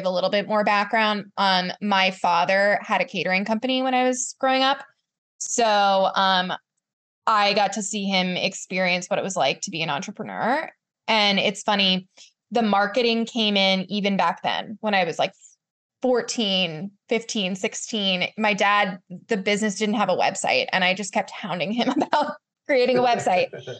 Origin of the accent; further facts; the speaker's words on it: Charlottesville, Virginia, United States; also born or lived in New York; I moved back to Virginia, to my hometown of Charlottesville